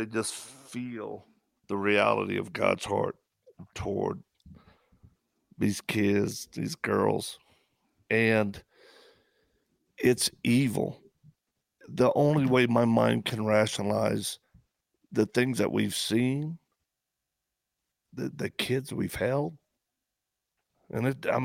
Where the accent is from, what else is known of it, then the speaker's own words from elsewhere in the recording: the South, United States; I'm from the South